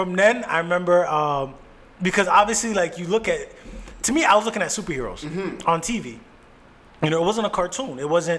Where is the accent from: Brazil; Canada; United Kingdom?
Canada; I'm from Canada.